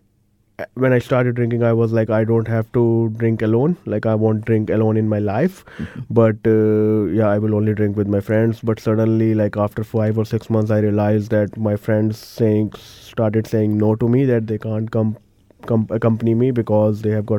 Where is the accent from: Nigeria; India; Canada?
India; moved away as an adult; now in Christchurch, New Zealand; Originally, I'm from India, one of the big cities over there, and came here in Christchurch seven and a half years ago